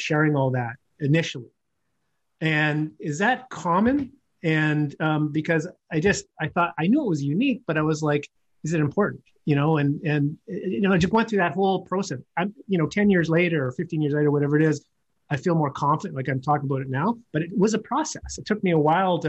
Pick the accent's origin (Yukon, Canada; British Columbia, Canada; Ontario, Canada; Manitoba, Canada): Yukon, Canada; being from the Yukon territory and never feeling I want to hide that growing up in the North